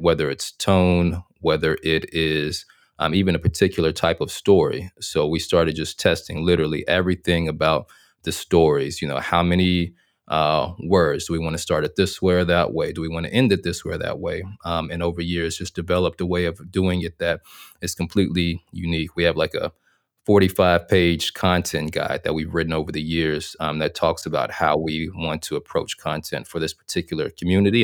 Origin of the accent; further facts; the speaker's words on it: Little Rock, Arkansas, United States; moved away as an adult; also born or lived in North Carolina; I'm from Arkansas, born and raised in Little Rock, Arkansas